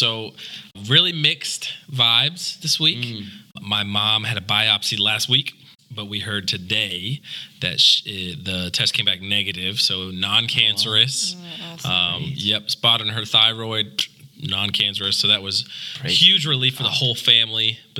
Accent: Spartanburg, South Carolina, United States; I'm 30 years old. I'm from Spartanburg, South Carolina.

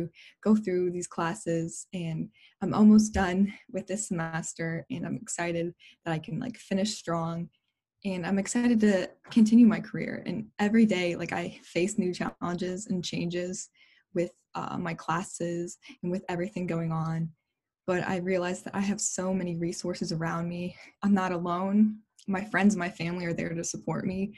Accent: La Porte, Indiana, United States; now in Indianapolis, United States; leaving my hometown of La Porte and going to a big city

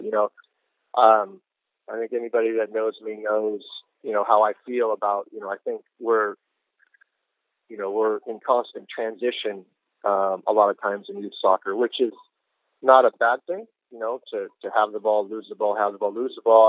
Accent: Pacific Northwest, United States; now in Houston, United States; we had a, a great soccer culture up there when I was growing up

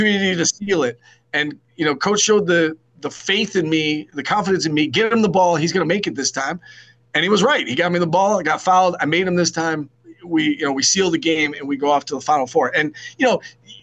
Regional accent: Syracuse, New York, United States; I grew up in Syracuse. Like, I grew up in Central New York.

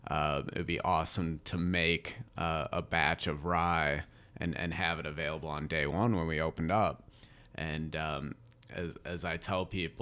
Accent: Valparaiso, Indiana, United States; I'm from Valparaiso

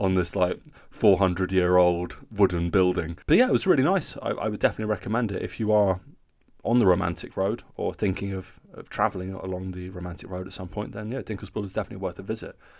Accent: Newcastle, North East England, United Kingdom; growing up in Newcastle

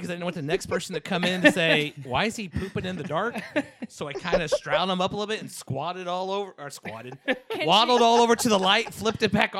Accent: Alton, Illinois, United States; I'm from Alton. I'm from Alton

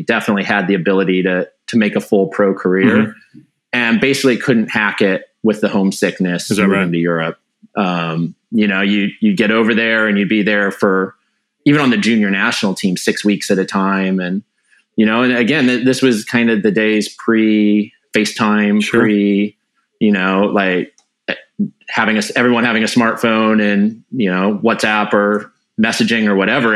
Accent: Wenatchee, Washington, United States; I grew up in Wenatchee

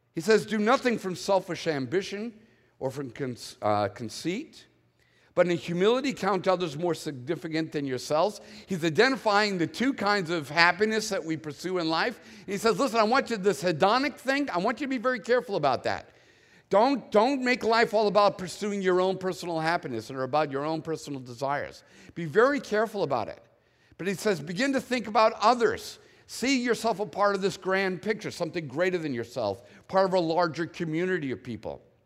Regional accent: Boston, Massachusetts, United States; born and raised in the Northeast where it's always gray, dark, and cold

